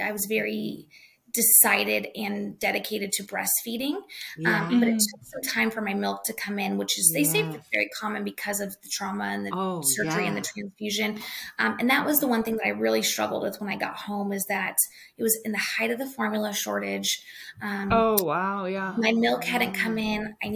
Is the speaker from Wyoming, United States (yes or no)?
yes; Wyoming, United States; I grew up in Wyoming